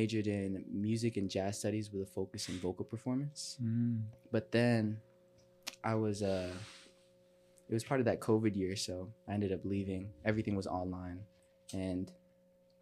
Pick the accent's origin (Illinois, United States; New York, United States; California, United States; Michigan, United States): Illinois, United States; Chicago; born or raised there; also born or lived in Italy